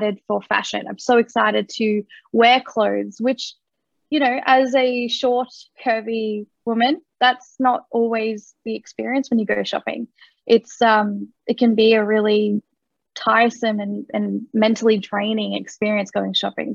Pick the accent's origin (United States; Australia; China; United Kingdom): Australia; also born or lived in Kolkata, India; I was adopted from Calcutta, India. I came to Australia when I was 4 months old